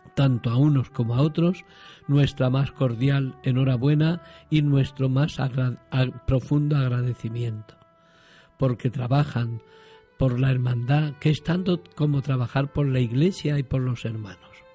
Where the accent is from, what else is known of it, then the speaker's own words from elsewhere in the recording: Alcázar de San Juan, Castilla-La Mancha, Spain; also born or lived in Andalusia; now in Huelva, Spain; tía Sofía me parió en Alcázar, en La Mancha